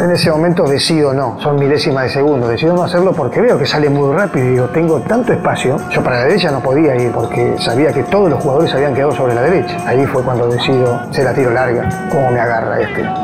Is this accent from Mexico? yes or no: no; Brazil; Yo siendo brasileño, yo quiero que Argentina pase porque yo soy fan de Lionel Messi.